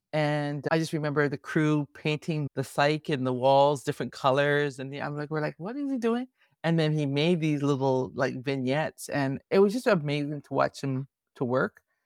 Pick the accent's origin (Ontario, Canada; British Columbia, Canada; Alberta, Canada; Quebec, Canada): Ontario, Canada; Toronto; I'm a Toronto girl. I was born and raised in Toronto